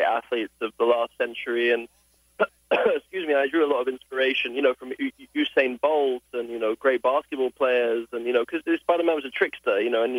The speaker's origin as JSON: {"language": "English", "region": "England", "country": "United Kingdom", "tie": "born or raised there", "also_born_or_lived": "Los Angeles, United States", "accent": "British", "said": "I was born in Los Angeles. I was raised in England"}